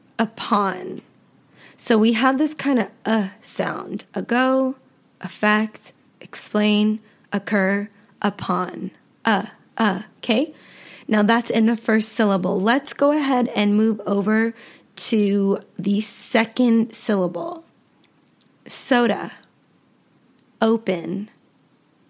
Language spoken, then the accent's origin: English; United States; accent: American; I am American, and so all of my pronunciation will be with an American accent